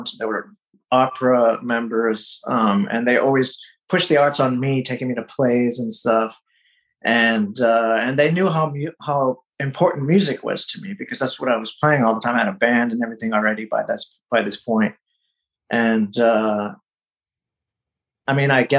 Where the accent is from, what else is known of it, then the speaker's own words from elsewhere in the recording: United States; I don't think they expected for me to become as American as I did, I guess. But I mean, they brought me up here.